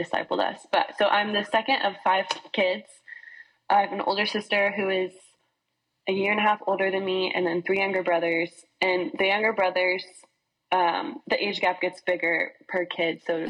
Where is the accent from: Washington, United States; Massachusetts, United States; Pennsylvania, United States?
Massachusetts, United States; Boston; moved away as an adult; also born or lived in Texas; now in Waco, United States; I actually grew up in Boston, and moved here to go to Baylor